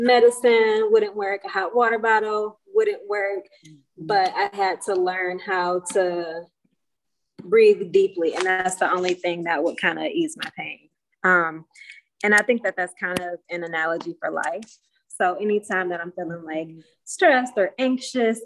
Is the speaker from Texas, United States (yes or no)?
no; Detroit, Michigan, United States; growing up in Detroit, growing up in the hood in Detroit, like it wasn't a lot of nature